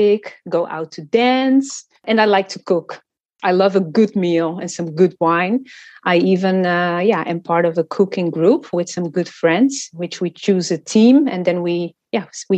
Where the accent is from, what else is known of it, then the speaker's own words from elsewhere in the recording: Amsterdam, North Holland, Netherlands; also born or lived in Portugal / Cape Verde; I was born in Portugal, and I lived there for 5 years until my father was offered a job in the Netherlands. So we all moved to Amsterdam